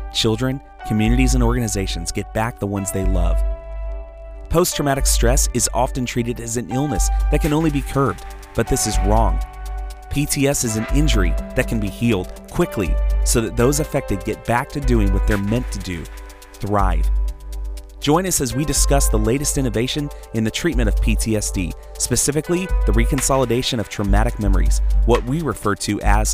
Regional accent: South Florida, United States; moved away; Welcome from South Florida, coming up here from my hometown, or at least close to it

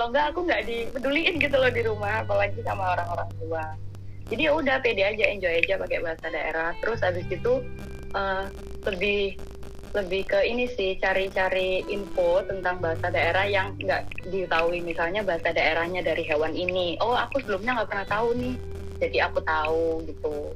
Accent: Surabaya, East Java, Indonesia; accent: Suroboyoan; masih pakai aku pakai bahasa Jawa pakai dialek Proboyan gitu karena aku kan anak Surabaya gitu ya

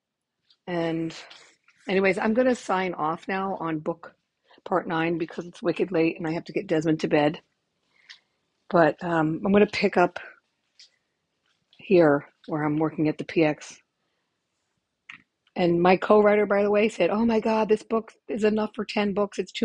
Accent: United States; moved away as an adult; also born or lived in Germany; I'm American

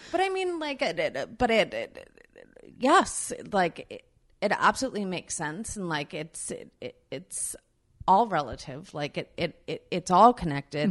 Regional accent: Long Island, New York, United States; I grew up in New York in Long Island.

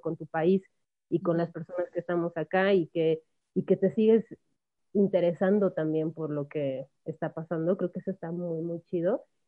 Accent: Mexico; first language Spanish; ¿cómo voy a dejar mi país?

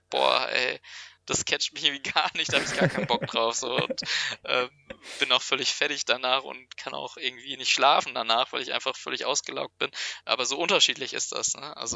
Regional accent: Dortmund, North Rhine-Westphalia, Germany; now in Münster, Germany; Also ich komme ja ursprünglich auch aus Dortmund.

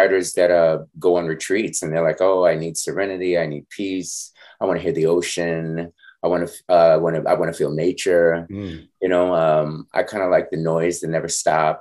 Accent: New York City, New York, United States; also born or lived in Brooklyn, New York; now in Harlem, New York; I was born in Brooklyn and raised in Rosedale.

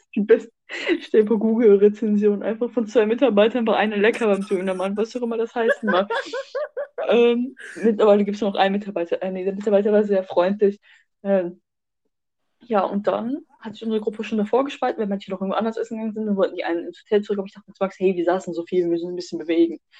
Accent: Germany; wir als Deutsche

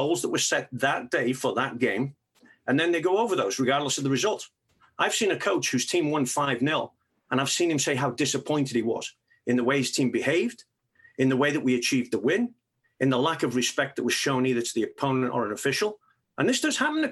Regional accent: England, United Kingdom; moved away; I grew up in England

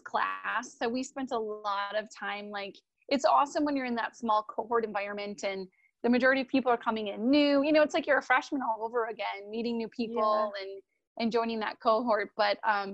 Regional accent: Wisconsin, United States; I'm from Wisconsin

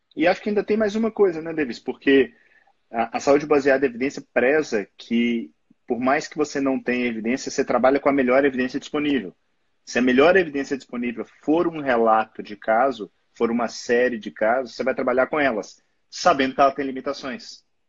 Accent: Belo Horizonte, Minas Gerais, Brazil; Eu sou clínico geral e nefrologista aqui de Belo Horizonte, sou mineiro

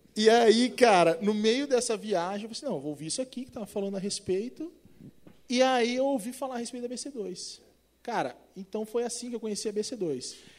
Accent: Presidente Prudente, São Paulo, Brazil; accent: caipira; Eu sou caipira do interior de São Paulo, presidente prudente

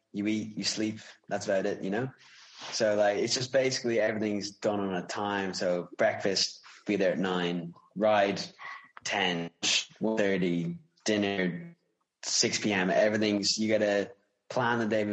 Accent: Wicklow, Leinster, Ireland; I'm an Irish cyclist from Wicklow

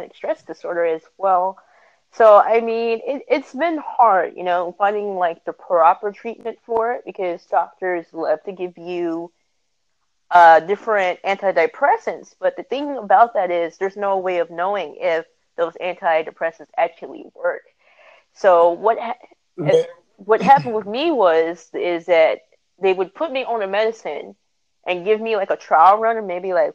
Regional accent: California, United States; I am a California girl

